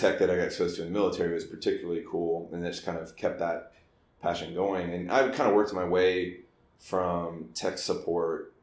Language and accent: English; Dallas, Texas, United States; I grew up in Dallas, or Texas, and I joined the Army straight out of high school